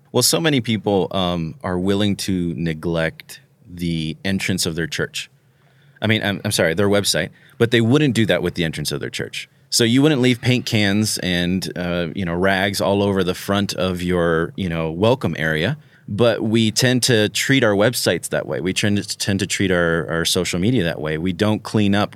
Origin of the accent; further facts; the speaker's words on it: Florida, United States; I'm from Florida